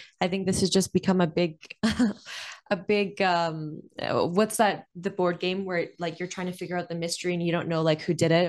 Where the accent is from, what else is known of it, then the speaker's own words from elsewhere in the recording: Canada; I don't feel very protected as a Canadian.